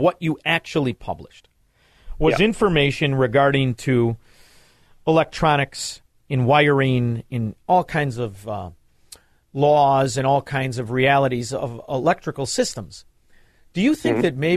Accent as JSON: {"language": "English", "town": "Chicago", "region": "Illinois", "country": "United States", "also_born_or_lived": "Melrose Park", "said": "I'm from Chicago"}